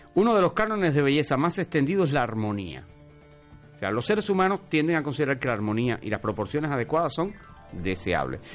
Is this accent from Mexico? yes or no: no; Cuba; hacemos los cubanos